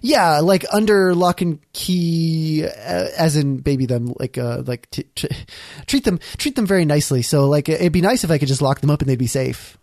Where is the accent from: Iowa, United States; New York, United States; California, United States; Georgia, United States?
Iowa, United States; growing up in Iowa